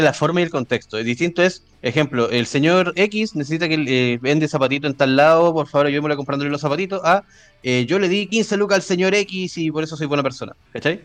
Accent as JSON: {"language": "Spanish", "country": "Chile", "said": "como buen chileno que soy"}